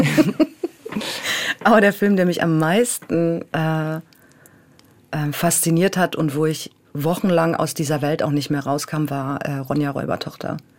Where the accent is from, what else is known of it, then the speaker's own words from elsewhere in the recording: Berlin, Germany; moved away as an adult; also born or lived in Bremen; ich bin natürlich auch in Berlin groß geworden